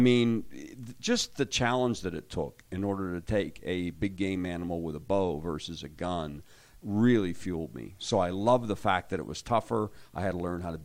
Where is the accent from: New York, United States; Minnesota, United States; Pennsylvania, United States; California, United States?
Pennsylvania, United States; I actually grew up hunting in Pennsylvania